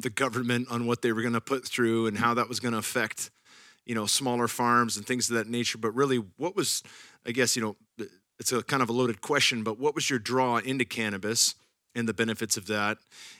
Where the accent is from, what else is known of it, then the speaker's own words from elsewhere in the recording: Silicon Valley, Bay Area of California, United States; moved away as an adult; now in Austin, United States; I'm born and raised in the Bay Area of California, Silicon Valley. And I've been here in Austin for the last 4 years